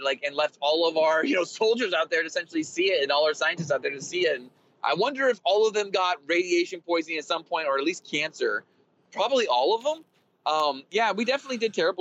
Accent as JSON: {"language": "English", "country": "United States", "said": "as an American"}